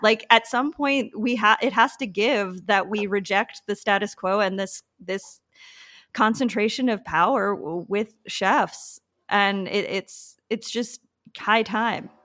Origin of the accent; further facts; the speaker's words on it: Patchogue, New York, United States; I grew up in Patchogue on the South Shore